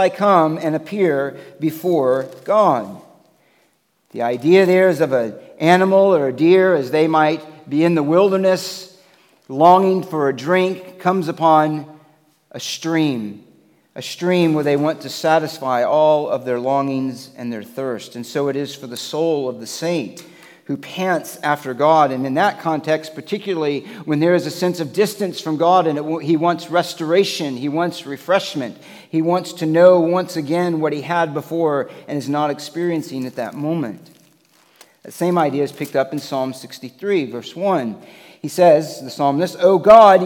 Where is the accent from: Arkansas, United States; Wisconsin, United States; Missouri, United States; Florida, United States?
Florida, United States; moved away; I grew up in Florida